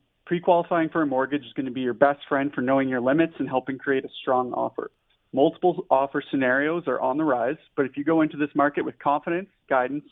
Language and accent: English; Ontario, Canada; moved away as an adult; also born or lived in Wainwright, Alberta; now in Edmonton, Canada; I'm from Ontario